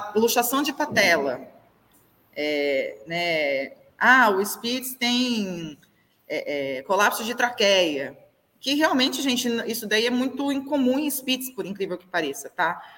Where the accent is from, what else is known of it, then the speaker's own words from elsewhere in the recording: Avaré, São Paulo, Brazil; eu sou de cidade pequena, eu sou de Avaré